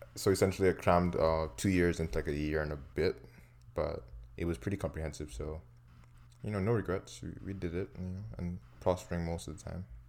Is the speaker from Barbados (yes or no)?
yes; Barbados; now in Canada; we're from Barbados.